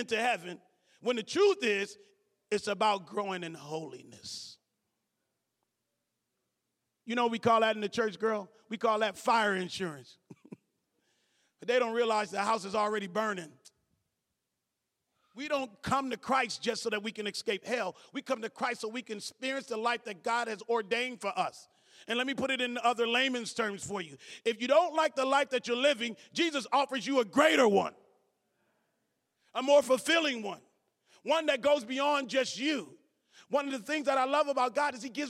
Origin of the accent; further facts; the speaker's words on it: Cleveland, Ohio, United States; I'm from Cleveland.